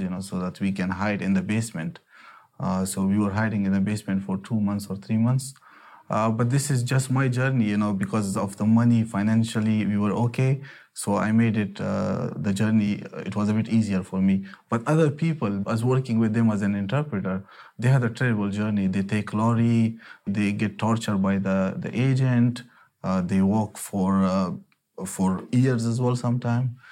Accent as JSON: {"language": "English", "country": "Afghanistan", "moved": "yes", "lives_now": "United Kingdom", "said": "I'm from Afghanistan"}